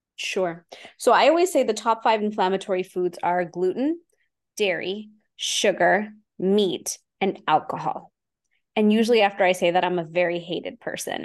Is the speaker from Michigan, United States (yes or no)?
no; Houston, Texas, United States; I'm an Indian woman from Houston, Texas. And so I grew up in the East and the West at the same time